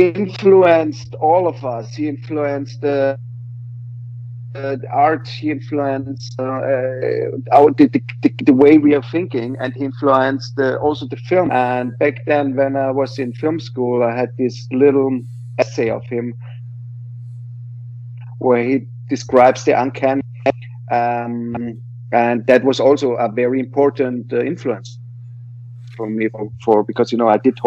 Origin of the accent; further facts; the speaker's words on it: Vienna, Austria; I am from Vienna